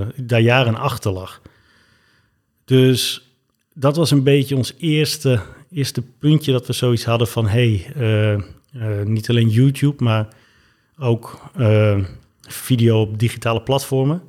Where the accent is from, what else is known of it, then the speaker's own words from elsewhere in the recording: Twente, Overijssel, Netherlands; moved away as an adult; also born or lived in Zimbabwe; now in Amsterdam, Netherlands; in het oosten van het land, in Twente. En daar ben ik eigenlijk, tot ik om mijn 18 het huis verliet, ook opgegroeid.